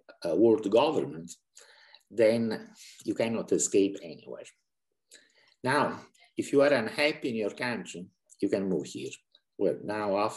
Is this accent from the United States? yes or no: no; Italy; moved away as an adult; now in Budapest, Hungary; I was born in Italy, but I married a Hungarian, and we have been moving around a lot